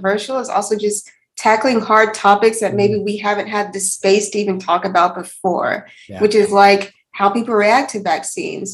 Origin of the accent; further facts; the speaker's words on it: Alabama, United States; moved away; I'm actually originally from Alabama.